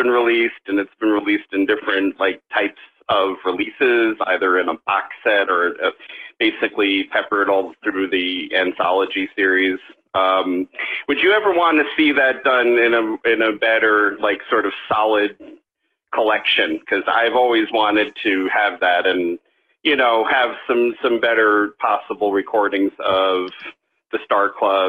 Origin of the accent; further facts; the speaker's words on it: New York City, New York, United States; now in Sedona, United States; I live in Sedona. I'm originally from Queens